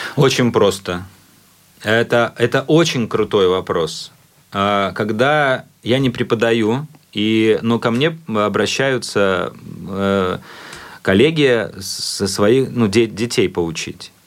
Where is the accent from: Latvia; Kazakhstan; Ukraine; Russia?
Latvia; латыш, который находится в Японии